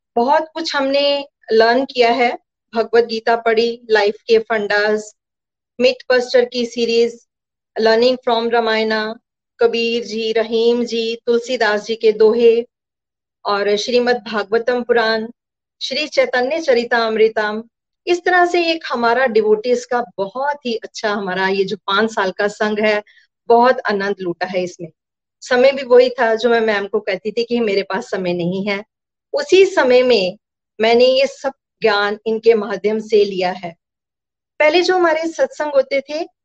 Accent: Gurdaspur, Punjab, India; now in Pathankot, India; मेरा जन्म गुरदासपुर में हुआ

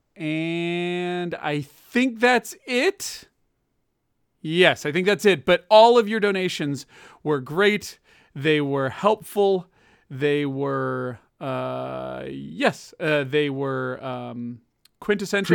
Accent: Chicago, Illinois, United States; I'm from Chicago

